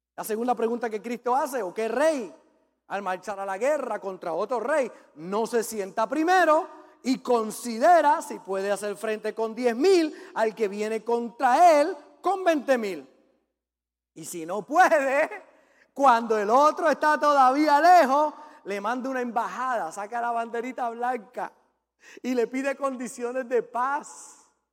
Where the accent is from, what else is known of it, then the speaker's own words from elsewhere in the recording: Puerto Rico; yo como buen macho puertorriqueño